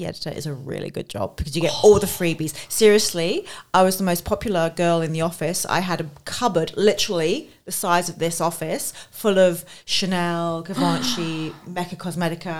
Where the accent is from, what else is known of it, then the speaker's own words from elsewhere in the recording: London, United Kingdom; moved away as an adult; now in Australia; So I grew up in London and I studied journalism